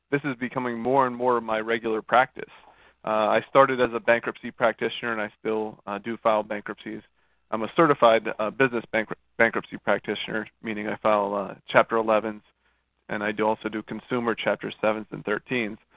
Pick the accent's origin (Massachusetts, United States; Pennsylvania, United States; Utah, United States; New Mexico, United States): Pennsylvania, United States; Monroeville; moved away as an adult; now in Fort Lauderdale, United States; Born and raised Monroeville, Pennsylvania, went to Robert Morris University for my undergrad, and and uh, came down here for the fairer weather.